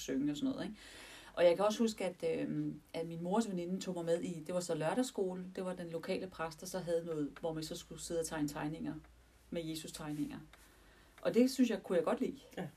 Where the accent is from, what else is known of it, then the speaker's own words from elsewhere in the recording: Denmark; vi er danskere, og vi anser os for at være et kristent land